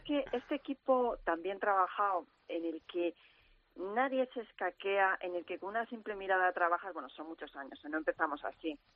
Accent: Cuenca, Castilla-La Mancha, Spain

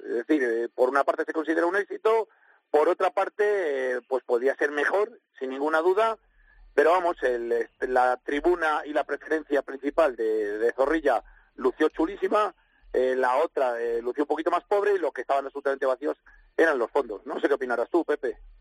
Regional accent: Valladolid, Castile and León, Spain; soy de Valladolid

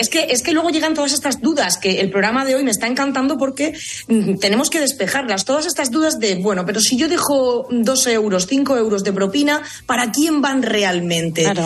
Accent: Murcia, Region of Murcia, Spain; also born or lived in United States; now in Madrid, Spain; Yo provengo de Murcia y en Murcia esto de dejar propina no existe

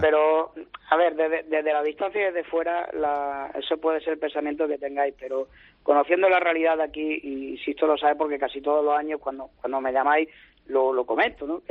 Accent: Jaén, Andalusia, Spain; yo soy de Jaén y tengo que hablar como se habla aquí

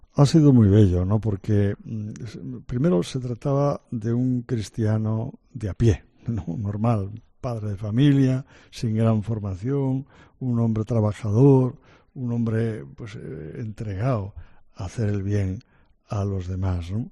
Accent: Santander, Cantabria, Spain; moved away as an adult; also born or lived in Ourense / Oviedo / Valencia; now in Madrid, Spain; el obispo de mi tierra, en Santander

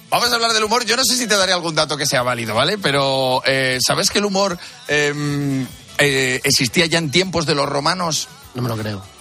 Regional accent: Valladolid, Castile and León, Spain; Pues yo soy, de Valladolid

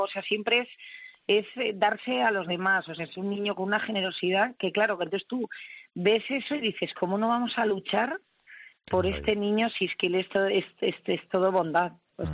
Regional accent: Basque Country, Spain; soy vasca

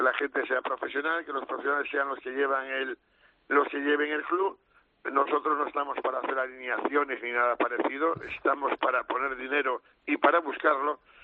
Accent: Galicia, Spain; como somos los gallegos

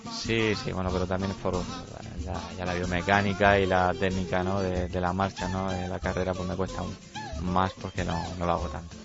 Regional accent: Llano de Brujas, Region of Murcia, Spain; por Llano de Brujas, por mi pueblo

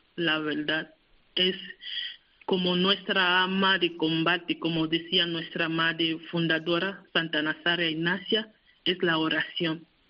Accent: Cameroon; moved away; mi país

